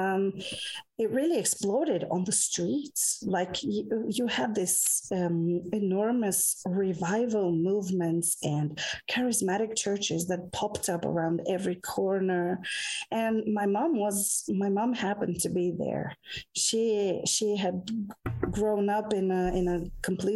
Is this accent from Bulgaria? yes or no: yes; Bulgaria; moved away as an adult; now in Norway; I come from Bulgaria. I grew up there.